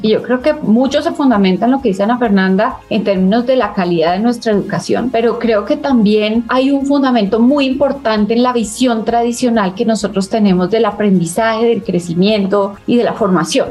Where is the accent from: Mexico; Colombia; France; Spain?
Colombia